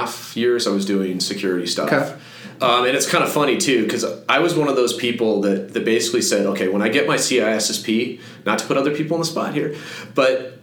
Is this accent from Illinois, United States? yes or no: no; Fort Collins, Colorado, United States; moved away as an adult; I grew up in Fort Collins